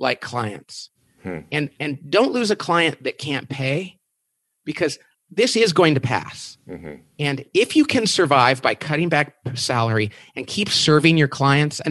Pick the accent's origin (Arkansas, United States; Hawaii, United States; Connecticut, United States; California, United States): California, United States; Bakersfield; I'm from Bakersfield, California